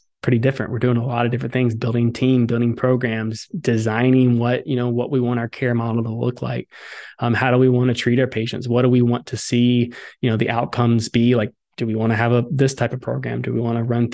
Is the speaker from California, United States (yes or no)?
no; Southern Alabama, United States; I grew up in Southern Alabama